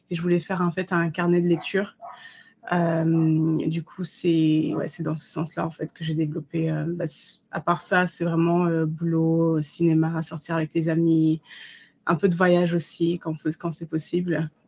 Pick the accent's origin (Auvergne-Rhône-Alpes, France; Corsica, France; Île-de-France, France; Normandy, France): Île-de-France, France; Paris; now in London, United Kingdom; parce que moi j'ai grandi à Paris. Le changement Londres, Paris, Londres n'a pas été difficile, au contraire, j'ai adoré.